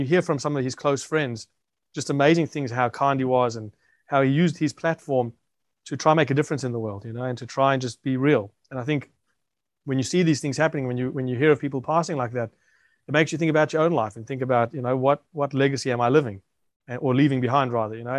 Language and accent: English; South Africa; now in Australia; I grew up in South Africa